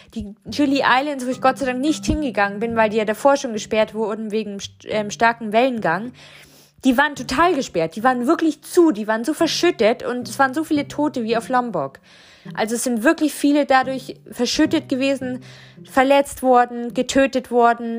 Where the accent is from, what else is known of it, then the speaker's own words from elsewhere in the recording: Germany; als Westliche, als Deutsche